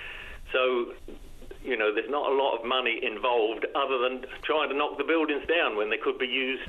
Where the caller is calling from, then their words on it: Happy Valley-Goose Bay, Newfoundland and Labrador, Canada; I'm calling from Goose Bay.